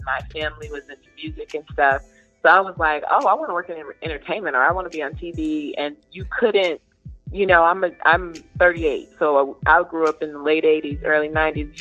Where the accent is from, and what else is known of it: Southeast Virginia, United States; born or raised there; moved away; also born or lived in Durham, North Carolina